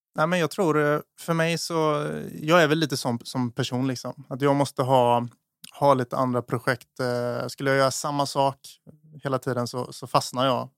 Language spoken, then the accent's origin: Swedish; Eksjö, Jönköping County, Sweden; moved away as an adult; also born or lived in Stockholm; now in Gotland, Sweden; jag är från Småland, jag är från mm. Eksjö, Jag mm. är uppvuxen där.